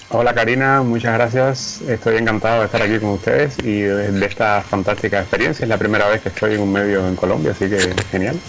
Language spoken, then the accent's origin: Spanish; Cuba; moved away as an adult; como muchos cubanos jóvenes, eh, me quería ir de Cuba